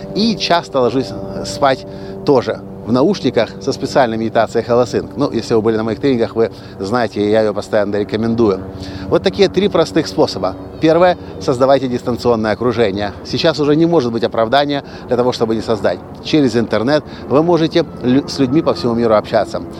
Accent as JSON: {"language": "Russian", "country": "Ukraine", "said": "решил вернуться обратно в Украину, закончить институт с красным дипломом"}